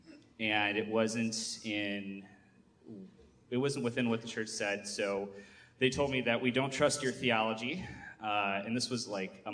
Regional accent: Michigan, United States; I'm from Michigan

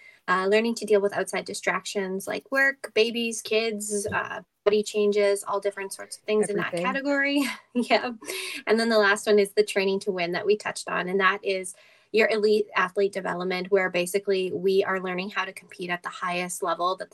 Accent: Edmonton, Alberta, Canada; my hometown crowd

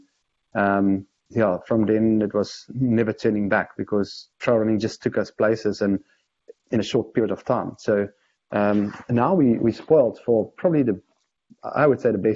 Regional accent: South Africa

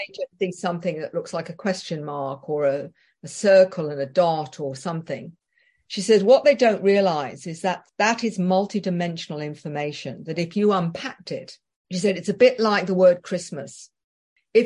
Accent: England, United Kingdom; being very English

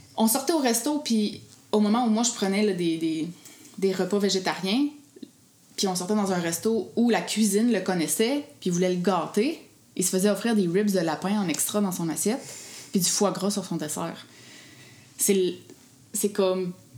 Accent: Gaspésie, Quebec, Canada; je viens de la Gaspésie

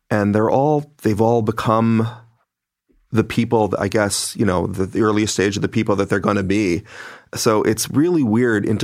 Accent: Philippines; because as I said before, I'm Filipino

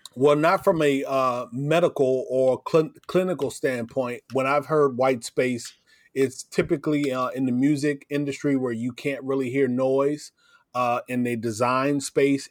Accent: Davenport, Iowa, United States; I grew up in Davenport, Iowa

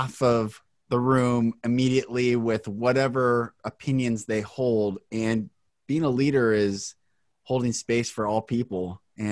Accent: Bellevue, Washington, United States; I'm from Bellevue

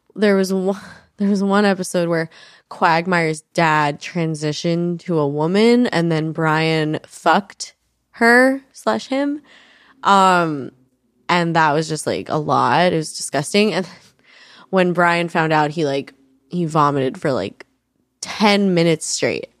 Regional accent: New York, United States; I grew up in New York

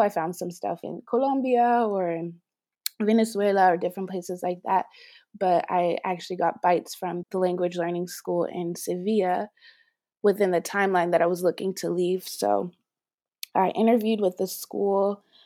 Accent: Los Angeles, California, United States; moved away as an adult; also born or lived in New York; now in Paris, France; I'm originally from Los Angeles, California, and I left L A actually when I was eighteen to go to university

